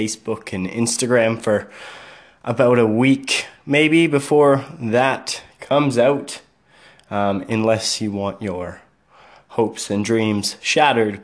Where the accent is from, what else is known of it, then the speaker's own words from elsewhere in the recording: Canada; I am Canadian